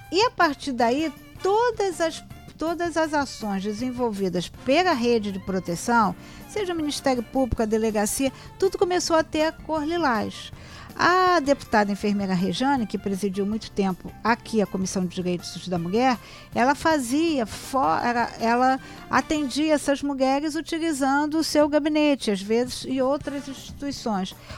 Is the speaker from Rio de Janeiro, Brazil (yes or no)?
yes; Rio de Janeiro, Brazil; sou cria da Penha